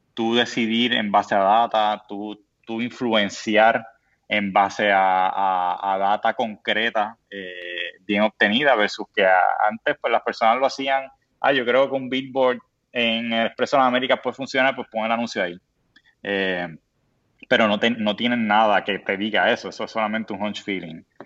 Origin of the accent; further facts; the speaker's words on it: Puerto Rico; lo somos los puertorriqueños